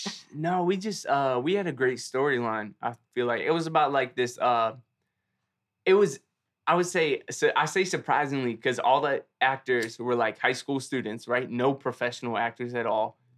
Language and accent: English; Philadelphia, Pennsylvania, United States; I grew up in Germantown, born and raised Philly